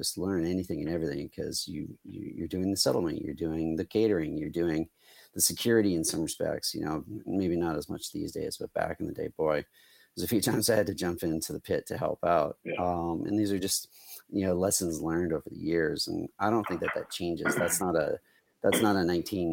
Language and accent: English; Canada; all three of us are Canadians